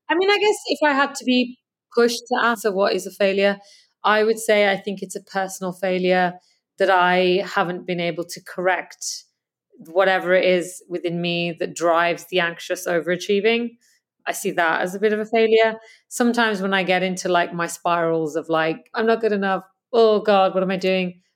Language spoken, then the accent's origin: English; Canada; moved away as an adult; also born or lived in England; So I grew up in Canada and, um, I'm also English